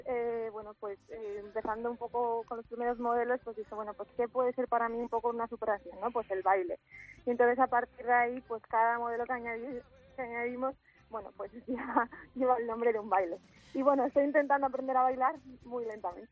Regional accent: Asturias, Spain; moved away as an adult; now in Valencia, Spain; soy asturiana

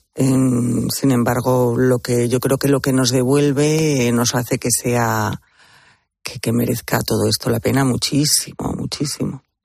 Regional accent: Spain; de nuestro país

